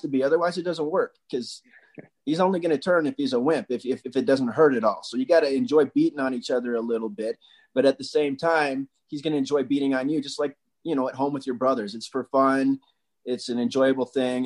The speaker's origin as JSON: {"language": "English", "area": "Wasatch", "region": "Utah", "country": "United States", "tie": "born or raised there", "said": "we had a community we grew up in Wasatch"}